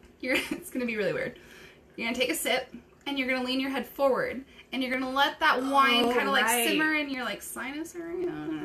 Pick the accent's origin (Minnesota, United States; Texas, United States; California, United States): California, United States; moved away as an adult; now in Arizona, United States; we're both from California.